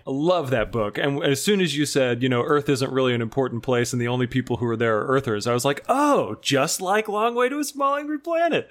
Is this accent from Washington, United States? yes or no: no; Missouri, United States; my home state of Missouri